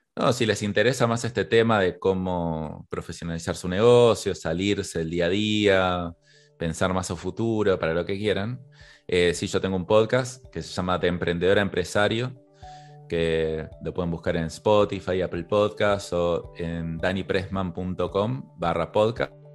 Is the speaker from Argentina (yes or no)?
yes; Argentina; soy argentino